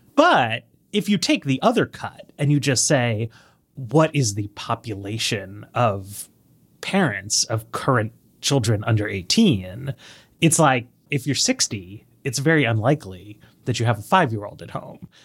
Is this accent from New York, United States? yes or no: yes; New York City, New York, United States; moved away as an adult; now in Washington, D.C., United States; And I grew up in New York City, in Greenwich Village